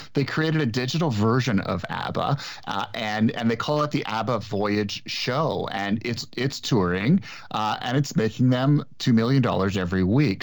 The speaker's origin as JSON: {"language": "English", "town": "Montreal", "region": "Quebec", "country": "Canada", "tie": "born or raised there", "moved": "yes", "lives_now": "Toronto, Canada", "said": "I grew up in Montreal"}